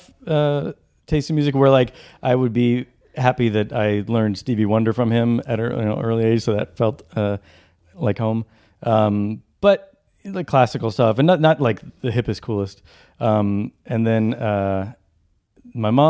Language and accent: English; San Luis Obispo, California, United States; moved away as an adult; also born or lived in Sacramento; now in Los Angeles, United States; I grew up entirely in San Luis Obispo.